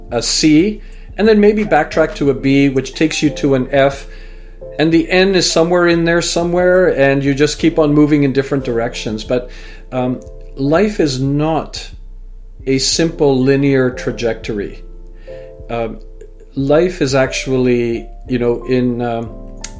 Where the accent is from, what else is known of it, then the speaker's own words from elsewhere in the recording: United Kingdom; now in Canada; my own identity as a British-born Canadian and parents from Fiji and grandparents from India